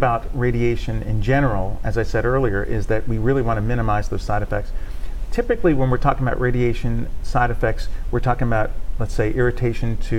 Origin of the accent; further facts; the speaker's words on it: Northeast, United States; moved away as an adult; now in Shreveport, United States; I'm not originally from Shreveport. I'm from the Northeast.